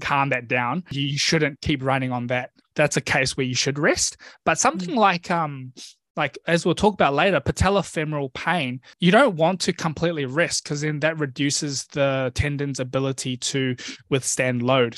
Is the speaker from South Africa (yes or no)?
no; New Zealand; I grew up in New Zealand actually. So my family oh. immigrated to NZ when I was one years old.